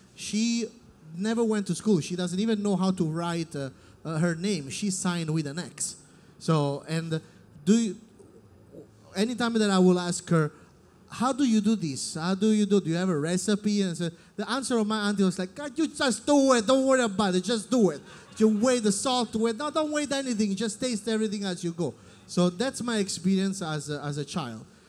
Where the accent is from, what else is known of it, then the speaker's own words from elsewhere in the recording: Naples, Campania, Italy; English is a second language; moved away as an adult; also born or lived in Caserta; now in Los Angeles, United States; I'm from Naples